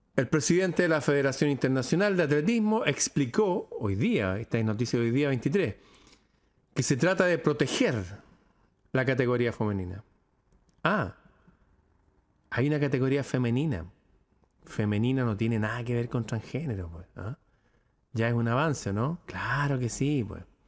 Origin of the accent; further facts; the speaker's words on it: Chile; cosas que pasan en mi país